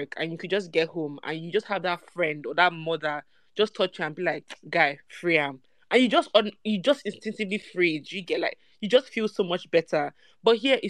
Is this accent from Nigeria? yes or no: yes; Nigeria; moved away; as a Nigerian